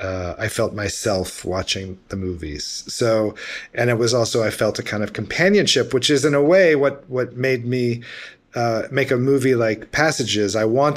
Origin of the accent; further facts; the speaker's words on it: Memphis, Tennessee, United States; I'm American. I'm from Memphis, Tennessee. You know, I'm like born and bred here.